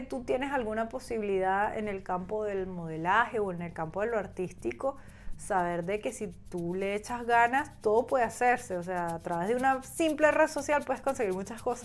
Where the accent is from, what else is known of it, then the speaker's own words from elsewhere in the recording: Venezuela; now in Spain; yo como venezolana